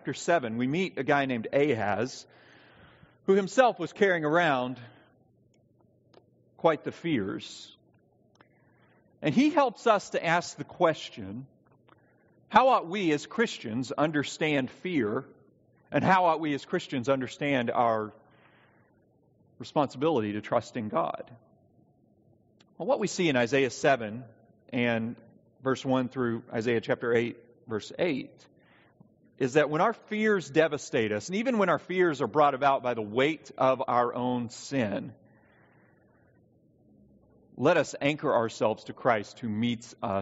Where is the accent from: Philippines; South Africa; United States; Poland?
United States; the South; I was raised in the South.